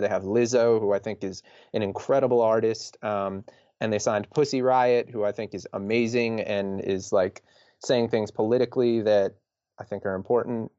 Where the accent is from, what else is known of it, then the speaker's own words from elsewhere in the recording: New York, United States; we're from New York